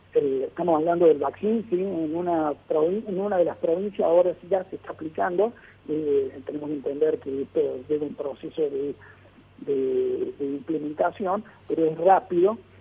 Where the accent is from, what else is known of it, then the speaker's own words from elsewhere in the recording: Argentina; en mi país, la Argentina